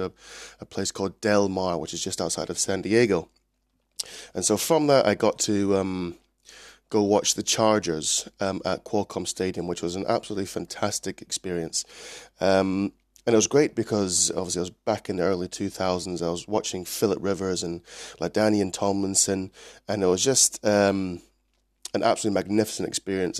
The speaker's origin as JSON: {"language": "English", "region": "Scotland", "country": "United Kingdom", "tie": "born or raised there", "also_born_or_lived": "Clinton, Maryland, United States / Edinburgh", "said": "I was originally born in the States, but I've grown up in Scotland, currently living in Edinburgh"}